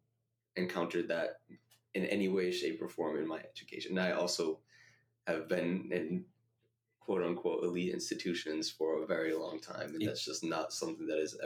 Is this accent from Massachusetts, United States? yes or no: yes; Massachusetts, United States; growing up and being educated in Massachusetts